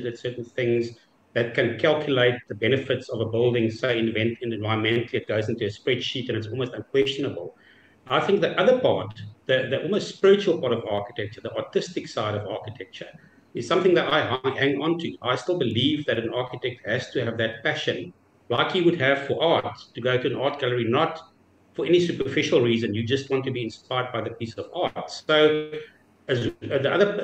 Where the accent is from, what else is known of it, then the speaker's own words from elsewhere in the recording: South Africa; I'm from South Africa, with our own challenges